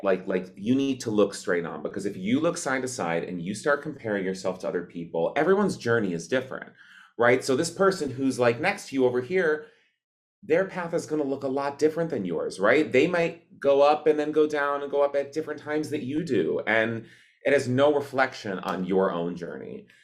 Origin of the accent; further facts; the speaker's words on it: Cleveland, Ohio, United States; I grew up in Cleve, uh, outside of Cleveland, Ohio